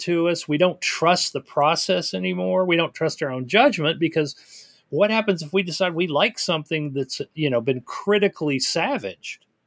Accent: Tennessee, United States; I grew up in Tennessee

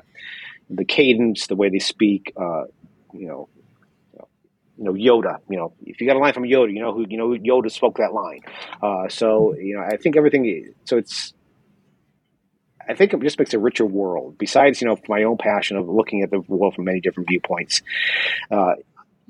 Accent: St. Louis, Missouri, United States; moved away as an adult; also born or lived in Sacramento; I grew up in St. Louis.

